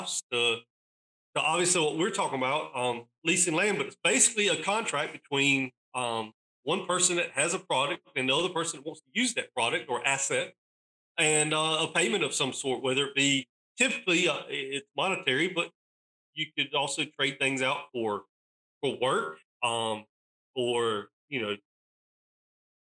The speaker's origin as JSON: {"language": "English", "region": "East North Carolina", "country": "United States", "tie": "born or raised there", "said": "I'm born and raised in East North Carolina"}